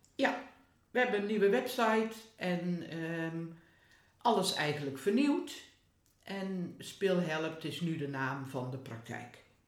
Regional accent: Hedel, Gelderland, Netherlands; Waar ik vandaan kom.

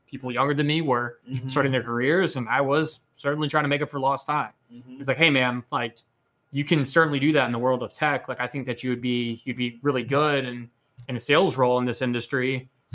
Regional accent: Austin, Texas, United States; growing up in Austin

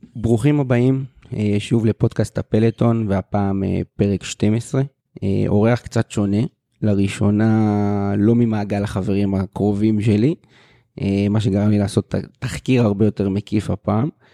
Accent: Nahariya, Northern District, Israel; also born or lived in Kiryat Bialik; גדלתי בהפועל נהריה, אבל באיזשהו שלב עברתי למכבי ביאליק

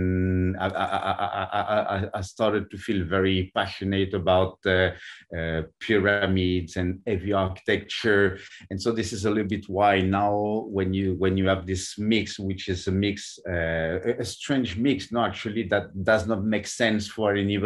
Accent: Normandy, France; English is a second language; moved away as an adult; also born or lived in Paris, France / New York, United States; now in Mexico; I was born in France and now I work and live in Mexico. I'm coming from Normandy in France

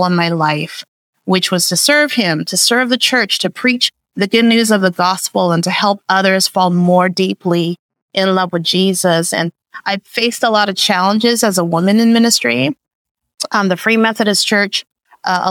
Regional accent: Vancouver, British Columbia, Canada; moved away as an adult; also born or lived in Busan, South Korea / Seattle, Washington; now in Riverside, United States; I was born in Busan, South Korea, to Buddhist parents. And we immigrated to Vancouver, Canada

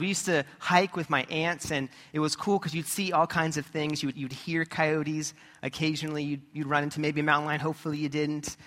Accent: California, United States; as a kid growing up in California, we were surrounded by different mountains

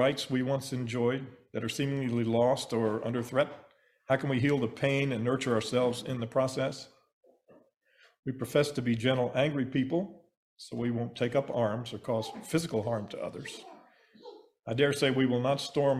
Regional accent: Kentucky, United States; my home state of Kentucky

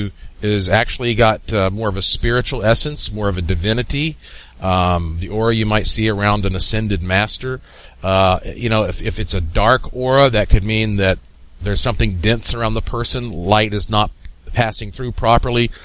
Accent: Asheville, North Carolina, United States; the mountains of Asheville, North Carolina. That's my hometown

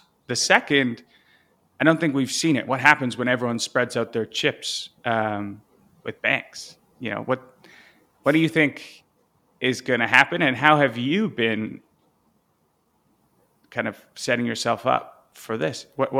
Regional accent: Canada; it's going to be interesting to play out as a Canadian.

